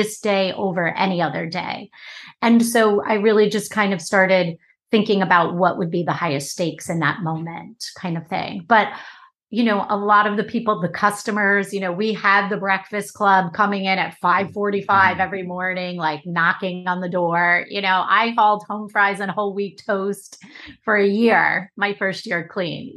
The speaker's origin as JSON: {"language": "English", "area": "Long Island", "region": "New York", "country": "United States", "tie": "born or raised there", "said": "I ended up back on Long Island from New York City, working at the local diner in my hometown"}